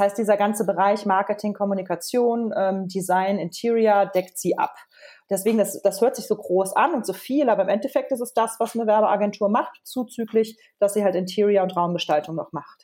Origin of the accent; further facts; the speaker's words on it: Germany; now in Switzerland; Ich bin nicht sehr gerne als Deutsche in der Schweiz, weil ich mich hier nicht willkommen fühle